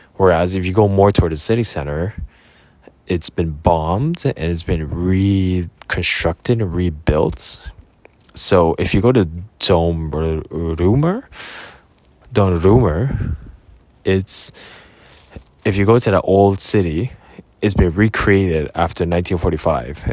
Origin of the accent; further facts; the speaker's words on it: Canada; They saw me as a Canadian, but they also saw me as a Korean. And I really appreciated that fact because that's the reality of who I am. I'm a Korean Canadian